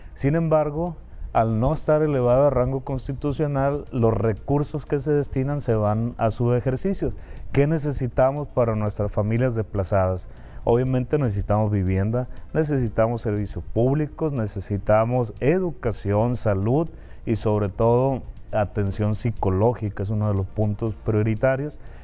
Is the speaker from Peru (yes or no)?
no; Concordia, Sinaloa, Mexico; yo soy originario de Concordia, de la Cieneguilla